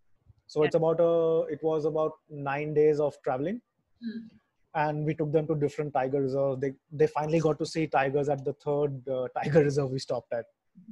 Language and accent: English; Puducherry, India; I'm from Pondicherry and I grew up seeing my dad, my uncles, everyone roaming around on bikes, because here a bike is way more convenient than a car. It's a small town.